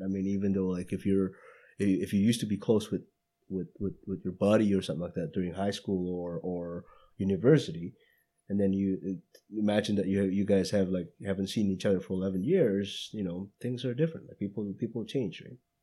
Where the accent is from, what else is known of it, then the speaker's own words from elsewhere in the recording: Indonesia; moved away; going back to Indonesia, to my hometown